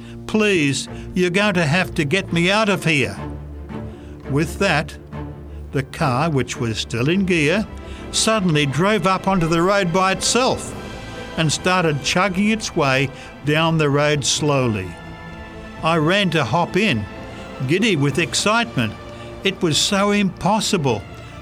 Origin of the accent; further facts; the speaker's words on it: Canada; I was prepared for the cold. I am a Canadian.